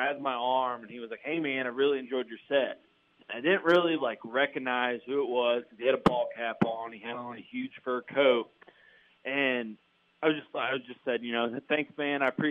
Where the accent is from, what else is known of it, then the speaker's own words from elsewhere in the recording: Terre Haute, Indiana, United States; moved away; my hometown